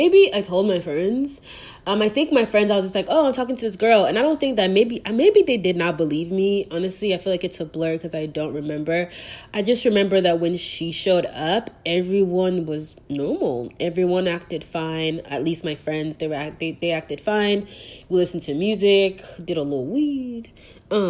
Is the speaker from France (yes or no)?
no; Nigeria; now in Texas, United States; as a Nigerian, I know what that means culturally